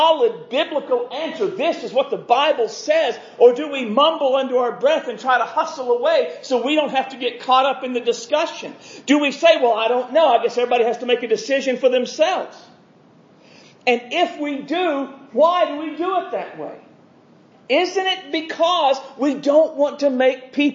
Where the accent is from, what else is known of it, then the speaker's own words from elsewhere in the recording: United States; my being an American